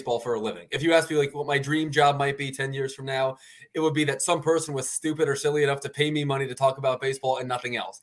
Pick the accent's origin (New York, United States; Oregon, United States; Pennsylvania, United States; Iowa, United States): Pennsylvania, United States; Philadelphia; also born or lived in Baltimore, United States; I'm a Philly guy